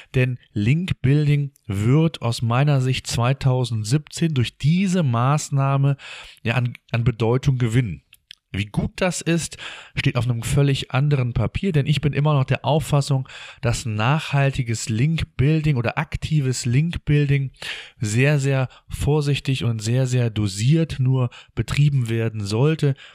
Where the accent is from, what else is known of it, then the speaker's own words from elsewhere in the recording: Germany; bei uns in Deutschland